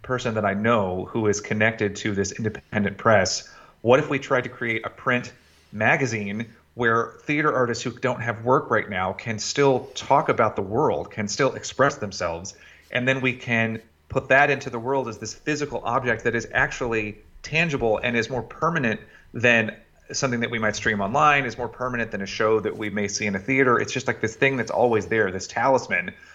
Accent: Chattanooga, Tennessee, United States; I was born in Chattanooga, Tennessee, and was quickly enamored of the youth community theater there

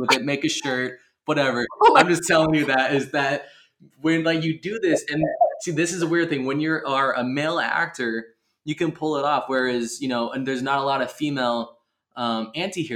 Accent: California, United States; now in East Coast, United States; growing up in California, I mean, I had the Bay Area, I had

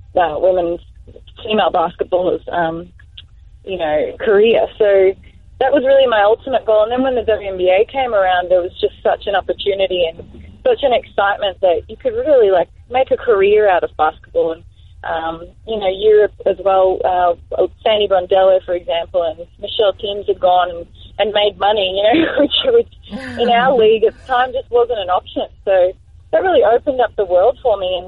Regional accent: Australia; in our programs in Australia

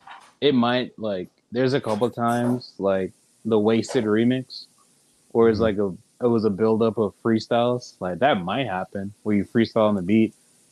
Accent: Jamaica; now in United States; growing up in Jamaica and moving here.

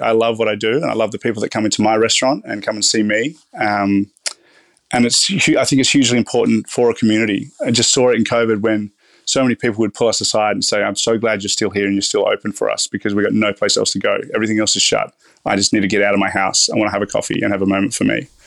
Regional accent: Riverland, South Australia, Australia; now in Melbourne, Australia; I grew up in the Riverland, which is it's starting to become quite a um, reputable area

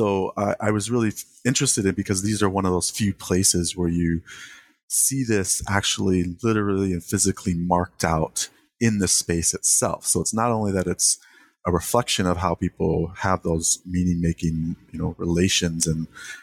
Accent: Santa Rosa, California, United States; when I grew up in the Bay Area, in the particular town, Santa Rosa, California

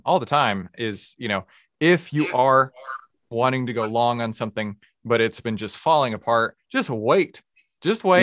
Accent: Texas, United States; I'm from Texas as well

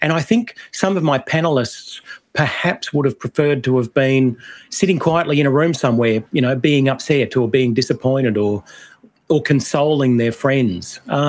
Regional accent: Australia; So I think our way of avoiding the list is to say we are all Australian and voting no is not racist.

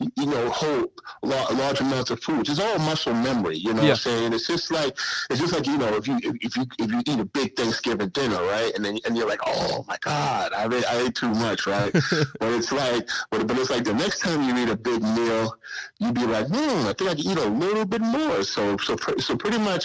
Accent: New York City, New York, United States; also born or lived in Suffolk County, Long Island; I'm originally from South Jamaica, Queens

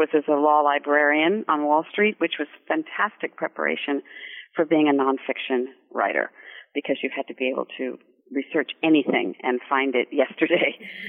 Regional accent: Santa Monica, California, United States; moved away as an adult; also born or lived in Germany / Paris / New York; I was born in California in Santa Monica. I'm a California girl, grew up there, but left and went to Europe and back east and have never gone back, but I still consider myself a Californian.

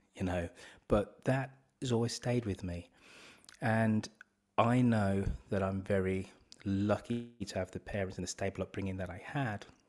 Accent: Birmingham, West Midlands, United Kingdom; moved away; also born or lived in London; I'm from Birmingham, I'm a Brummy

